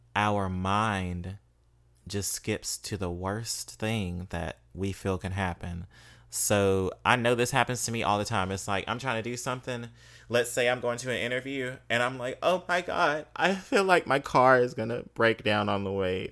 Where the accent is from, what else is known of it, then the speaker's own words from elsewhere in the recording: Mississippi, United States; moved away; growing up in Mississippi as a black queer um femme male